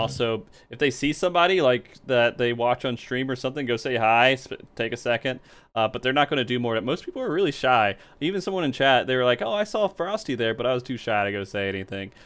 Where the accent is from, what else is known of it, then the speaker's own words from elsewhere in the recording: the South, United States; moved away; I grew up in the South